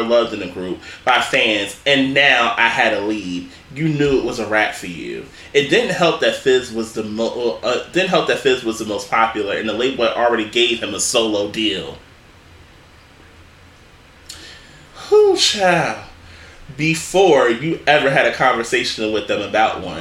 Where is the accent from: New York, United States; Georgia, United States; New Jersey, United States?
New Jersey, United States; North; my home state, my home city, North New Jersey